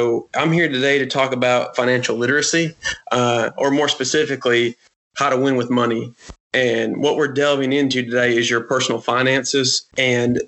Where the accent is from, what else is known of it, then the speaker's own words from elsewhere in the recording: United States; growing up in America, the land of opportunity and privilege